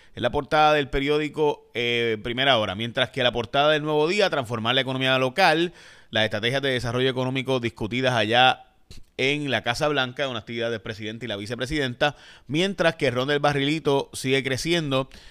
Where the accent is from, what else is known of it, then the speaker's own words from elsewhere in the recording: Puerto Rico; also born or lived in Chicago, Illinois, United States; nací en Chicago, Illinois. Eh, pero me crié en Puerto Rico totalmente, por si acaso. Así que al año, antes de poder hablar inglés, ya me he mudado aquí